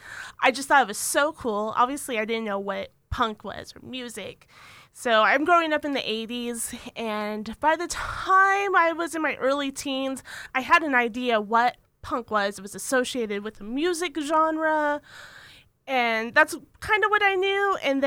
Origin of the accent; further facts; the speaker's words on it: San Jose, California, United States; Okay, so I'm originally from San Jose, California.